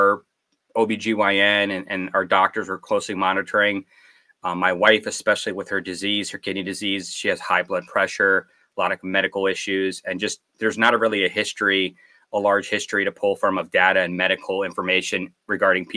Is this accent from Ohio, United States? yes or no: no; Connecticut, United States; I'm originally here from Connecticut. I grew up here